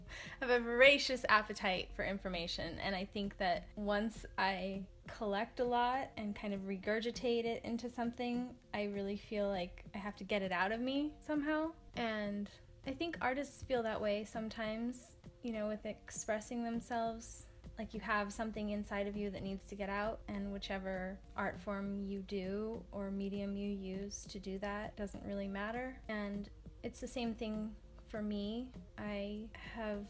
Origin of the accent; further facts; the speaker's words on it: Kauai, Hawaii, United States; I'm from Kauai, and it's a little island.